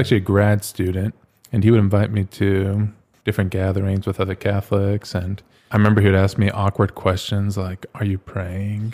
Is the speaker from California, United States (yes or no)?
no; Phoenix, Arizona, United States; moved away as an adult; also born or lived in Pittsburgh / Ohio / Rome / Flagstaff; I'm from Phoenix, born and raised here.